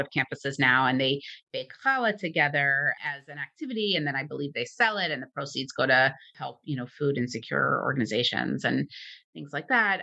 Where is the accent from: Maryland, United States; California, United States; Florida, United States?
Maryland, United States; Baltimore; my hometown, which is the, the Charmery in Baltimore